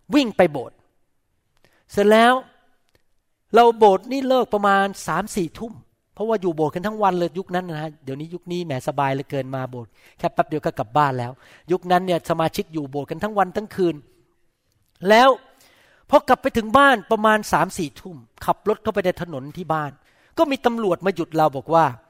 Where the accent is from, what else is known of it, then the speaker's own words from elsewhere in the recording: Thailand; ผมโตข ึ้นมาในประเทศไทย